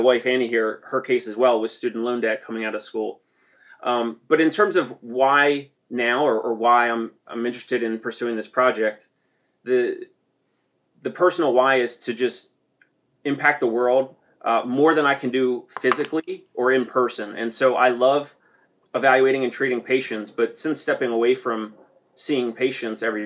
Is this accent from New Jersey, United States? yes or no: yes; New Jersey, United States; I come from South Jersey, and my dad owns and operates a tree service